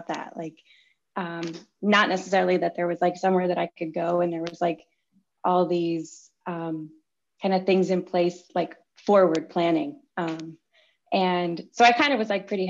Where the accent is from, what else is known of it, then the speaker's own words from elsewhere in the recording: Chicago, Illinois, United States; also born or lived in Champaign, Illinois; I grew up in Chicago and came down to Champaign for school